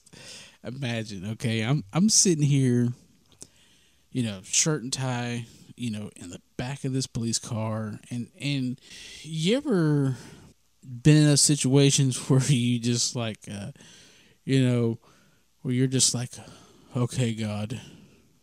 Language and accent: English; Mississippi, United States; moved away as an adult; also born or lived in California; I'm from Mississippi, and I haven't been in California very long